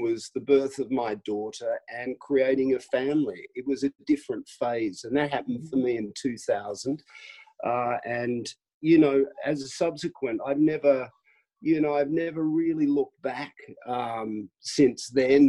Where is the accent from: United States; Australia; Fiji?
Australia; Melbourne, Victoria; now in United Kingdom; I grew up in Melbourne in a very sort of middle class um, existence